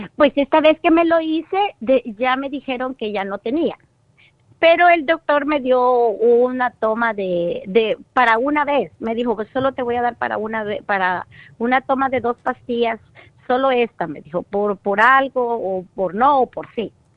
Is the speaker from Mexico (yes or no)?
no; El Salvador; now in Los Angeles, United States; yo vivo en Los Ángeles, pero vengo de El Salvador